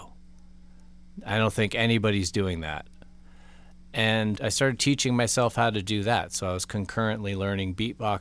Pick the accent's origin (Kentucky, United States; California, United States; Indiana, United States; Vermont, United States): California, United States; Los Altos; where I grew up in Los Altos